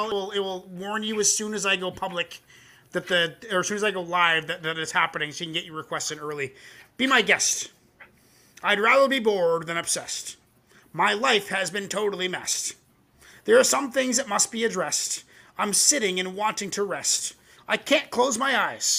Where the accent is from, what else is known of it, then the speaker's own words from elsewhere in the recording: Canada; I'm a Canadian boy.